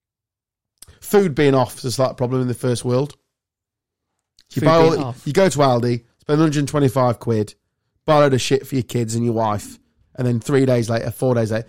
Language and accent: English; Ruskington, East Midlands, United Kingdom; I was from Ruskington